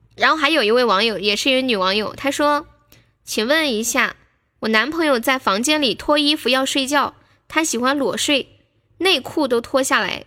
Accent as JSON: {"language": "Chinese", "town": "Nanchong", "region": "Sichuan", "country": "China", "also_born_or_lived": "Guangdong", "said": "我也是南充的"}